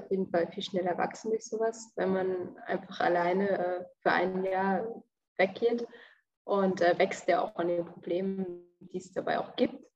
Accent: Thuringia, Germany; also ich komme aus einem kleinen Ort in Thüringen

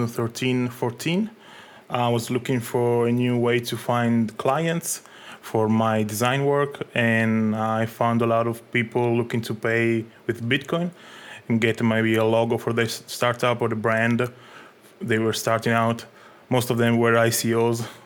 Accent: Italy; also born or lived in Egypt; I'm a digital artist and designer from Italy.

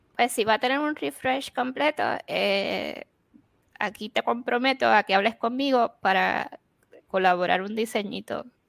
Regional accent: Puerto Rico; now in Arizona, United States; nosotros siendo puertorriqueños, ¿no? Y siendo aquí en Estados Unidos

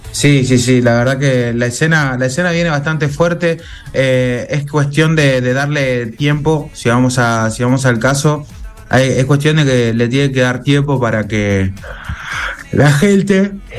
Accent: Argentina; Yo soy argentino, soy hijo de madre argentina

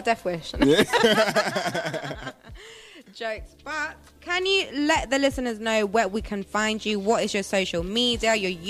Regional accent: Venezuela; now in London, United Kingdom; I wasn't born in London, you know. I was born in Venezuela.

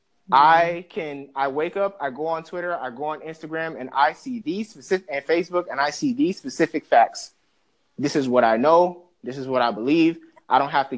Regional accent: Bahamas; also born or lived in Jamaica; now in United States; I'm an immigrant, full-blood true immigrant. Like, I wasn't born here, I was born in Bahamas, my family's from Jamaica

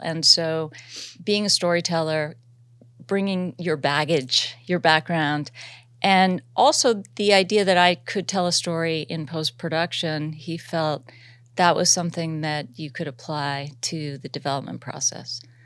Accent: Los Angeles, California, United States; also born or lived in Massachusetts; I was from Los Angeles. I met my boyfriend who became my husband at college, and we were both native, so we moved back to L

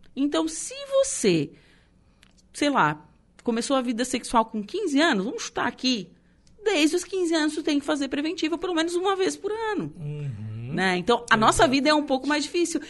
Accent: Torres, Rio Grande do Sul, Brazil; moved away; eu não sou daqui, eu sou de Torres

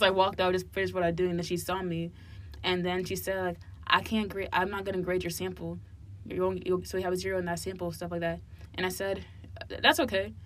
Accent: Hillside, New Jersey, United States; now in Cincinnati, United States; I grew up in New Jersey, like my younger, earlier childhood years, and I grew up in a place called Hillside, and it's like near Newark and Irvington

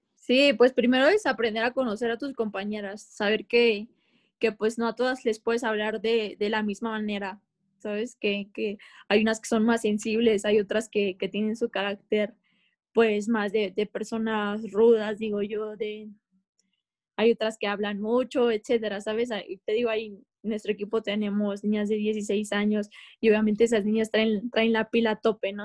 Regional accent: Mexico; como mexicanas las mujeres

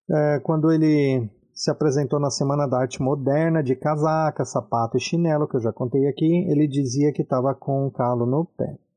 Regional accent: Brazil

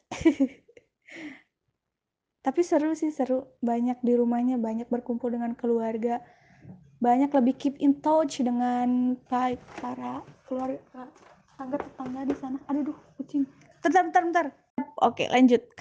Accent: Ciamis, West Java, Indonesia; born there; Saya asli kelahiran dari Ciamis, Jawa Barat, Indonesia

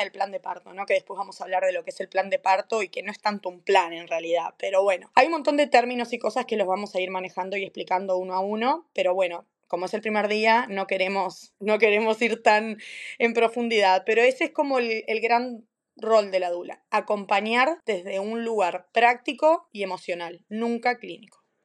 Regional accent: Maldonado, Uruguay; moved away as an adult; also born or lived in United States / Cambridge, England; now in Aberystwyth, United Kingdom; también soy de Uruguay, nací en Maldonado, me fui de Uruguay en el año 2009, 2010

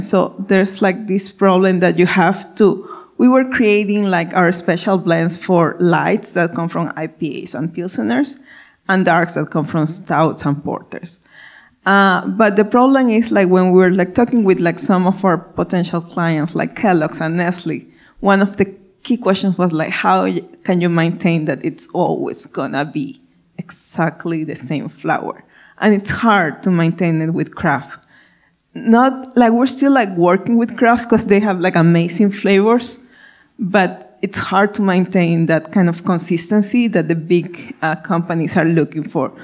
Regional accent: Ecuador; first language Spanish; English is a second language; moved away; as you can hear my accent, I'm from I'm Spanish speaking, I'm from Ecuador.

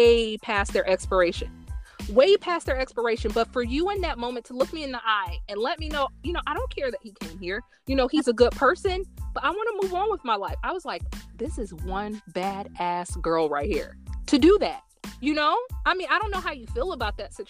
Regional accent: Indiana, United States; now in Chicago, United States; I'm from Indiana

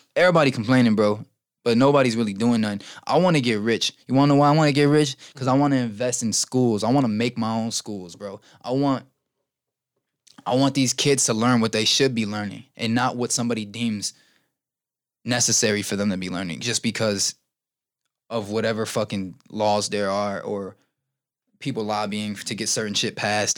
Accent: Chicago, Illinois, United States; I've kind of accepted what Chicago is and what it has done to us

